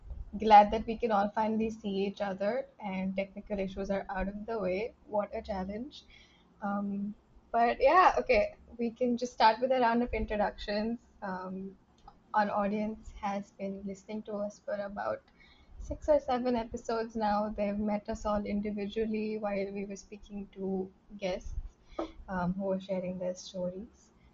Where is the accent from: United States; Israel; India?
India; I'm from the India team of Play Talk Change.